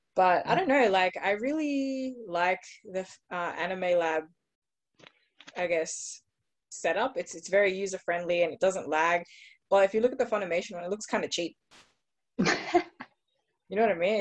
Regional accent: Australia; growing up in Australia, like there's not that many Venezuelans, which is the background my mom's from

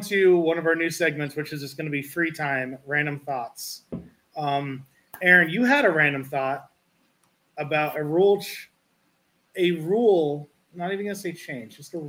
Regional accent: Schoharie, New York, United States; I grew up in Schoharie

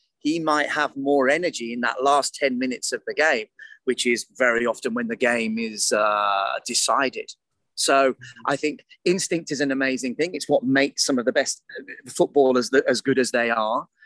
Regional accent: United Kingdom; I'm British

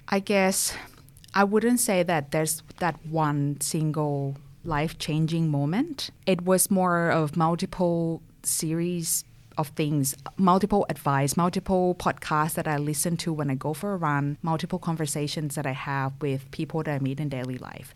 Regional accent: Thailand; moved away as an adult; also born or lived in France; now in Perth, Australia; I'm originally from Thailand. You might already pick up my accent. I moved to Perth in two thousand sixteen, and before Perth, I was living in France for two years for my bachelor's.

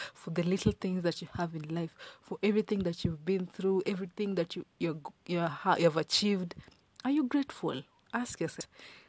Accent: Kenya; first language Luo; English is a second language; In English, we say thank you. In Swahili, we say asante. In my mother tongue, we say erokamano.

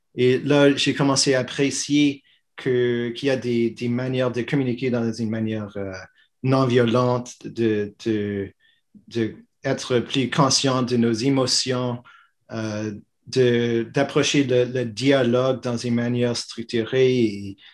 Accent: Montreal, Quebec, Canada; je suis fièrement québécois, je suis montréalais, je suis canadien

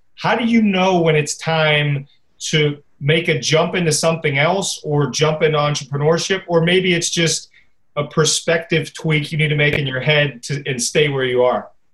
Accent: Pittsburgh, Pennsylvania, United States; I'm from Pittsburgh too

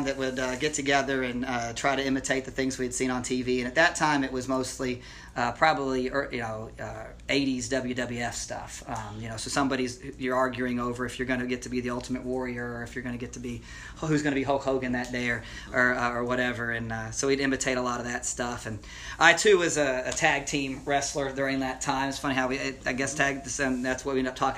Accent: Lake City, Florida, United States; moved away; I ended up growing up in Lake City, Florida

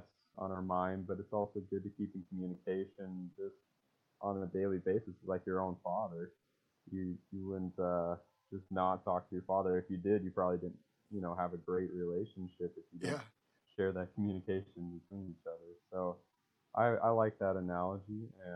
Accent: Great Falls, Montana, United States; I'm from Great Falls, Montana.

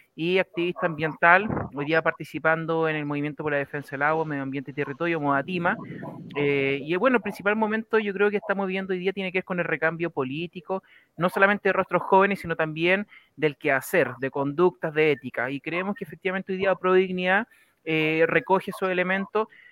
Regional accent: Choshuenco, Los Ríos, Chile; yo soy de Choshuenco, comuna Panguipulli

